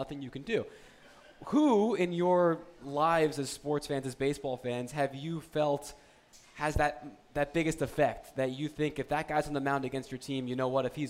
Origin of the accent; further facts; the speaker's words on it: New Jersey, United States; growing up in New Jersey